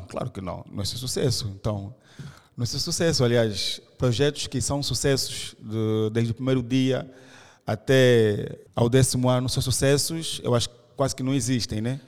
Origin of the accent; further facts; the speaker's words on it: Angola; nós somos uh, ah, da Angola